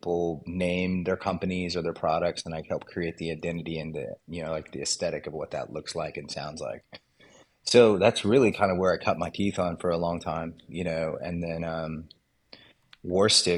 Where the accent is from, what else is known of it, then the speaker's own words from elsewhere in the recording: Texas, United States; also born or lived in Mississippi; I grew up here in Texas where I'm